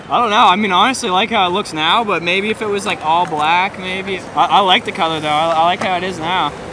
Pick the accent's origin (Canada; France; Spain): Spain; French is a second language; Je suis espagnole.